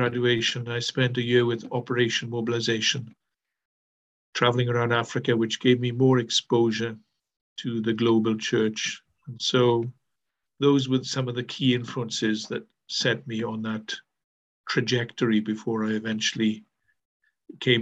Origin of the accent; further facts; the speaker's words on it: Wales, United Kingdom; accent: Welsh; I am from Wales. We have our own distinctive accent.